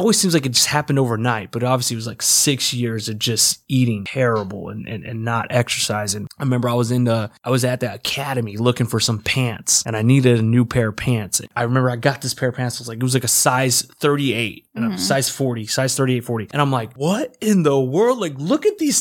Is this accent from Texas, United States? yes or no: yes; Texas, United States; I'm from Texas